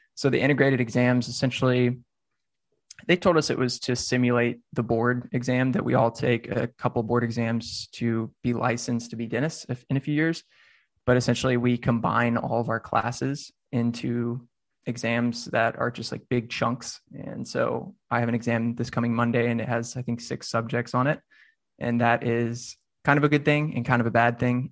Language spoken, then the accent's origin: English; Nashville, Tennessee, United States; I'm from Nashville, so I considered Meharry. Um, just right down that's actually like 10 minutes from where I grew up.